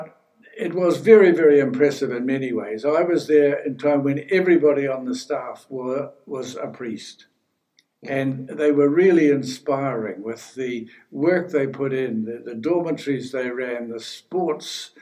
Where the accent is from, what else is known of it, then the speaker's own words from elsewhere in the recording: New Zealand; moved away as an adult; when I was growing up in New Zealand